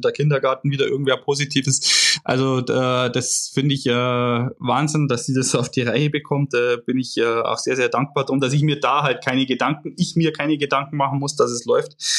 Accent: Germany; wo ich lebe, wo ich aufgewachsen bin

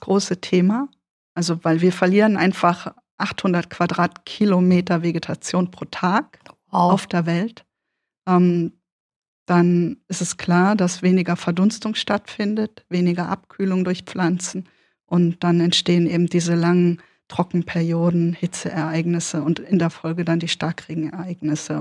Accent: Odenwald, Germany; accent: Berlin; also born or lived in Berlin / Göttingen / Kassel; Ich bin, bis ich sechseinhalb war, in Berlin groß geworden. Ähm, Moloch, wahnsinnig viele Leute, immer viel los, Partys und so weiter. Und dann umgezogen worden in den Odenwald.

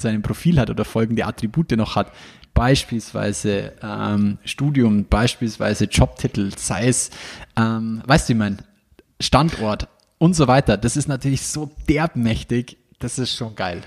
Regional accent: Ingolstadt, Bavaria, Germany; wo ich her bin. Und ich sage Ingolstadt

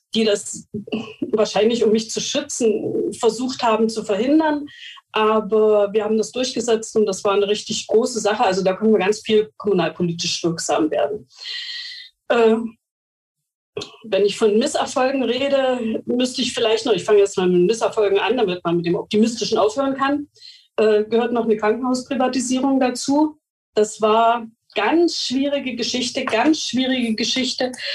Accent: Mecklenburg-Vorpommern, Germany; Bei uns in Mecklenburg-Vorpommern

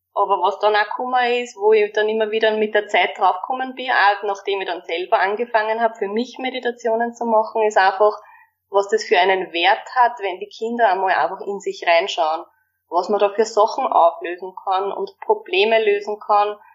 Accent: Waldviertel, Lower Austria, Austria; bei uns im Waldviertel

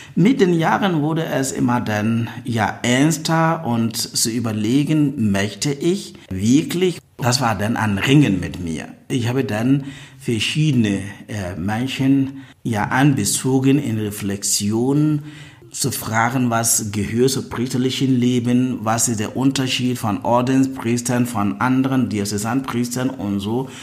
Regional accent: Ghana; moved away as an adult; now in Berlin, Germany; Ich komme aus Ghana.

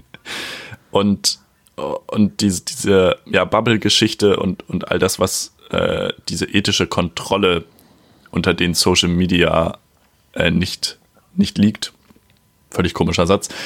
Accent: a village in Schleswig-Holstein, Germany; now in Hamburg, Germany; ich bin ja auch auf dem Dorf aufgewachsen bei meiner Mama

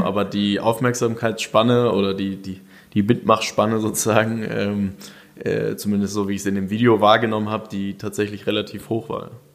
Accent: Germany

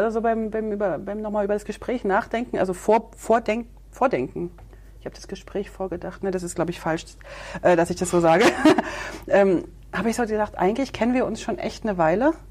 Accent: East Germany, Germany; weil ich bin ja noch in einem Kulturkreis groß geworden in der DDR.

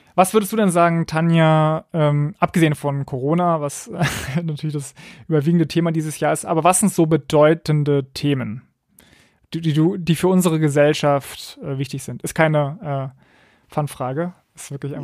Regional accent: Berlin, Germany; Ich komme ja aus Berlin, deswegen bin ich dem RBB irgendwie auch verbunden

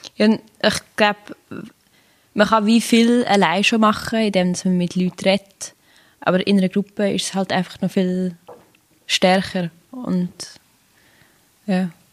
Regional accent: Schmidgasse, Nidwalden, Switzerland; ich bin in der Schmidtgasse aufgewachsen

